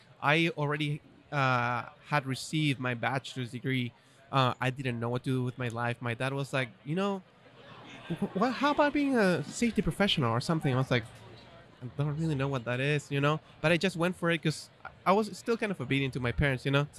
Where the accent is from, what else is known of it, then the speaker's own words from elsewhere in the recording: Chile; English is a second language; So born and raised in Chile, right? Going to a German school. So I'm learning English, German, and Spanish, obviously, right? Three languages.